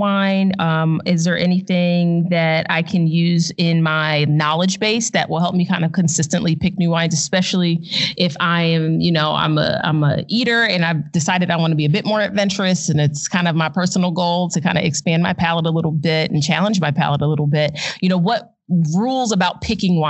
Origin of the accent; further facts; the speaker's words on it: outside Philadelphia, New Jersey, United States; moved away; also born or lived in Arizona; I grew up in New Jersey or in South Jersey outside mm-hmm. of Philadelphia